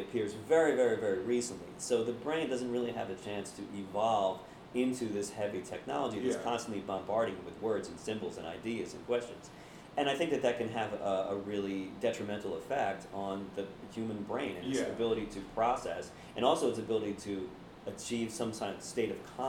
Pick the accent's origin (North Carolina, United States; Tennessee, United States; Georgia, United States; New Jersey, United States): New Jersey, United States; Blackwood; I grew up in Blackwood, New Jersey, which was a working-class, blue-collar suburb of Philadelphia.